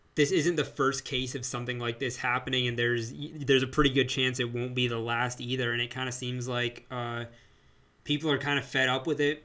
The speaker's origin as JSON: {"language": "English", "country": "United States", "said": "as Asian American, South Asian"}